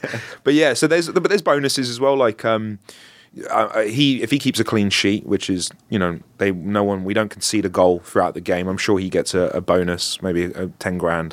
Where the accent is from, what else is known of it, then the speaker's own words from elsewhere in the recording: London, United Kingdom; I'm not from North London, I'm from North West London